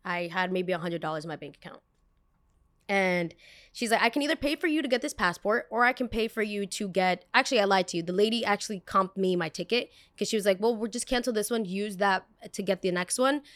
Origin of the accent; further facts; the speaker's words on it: New York City, New York, United States; they very much know I'm American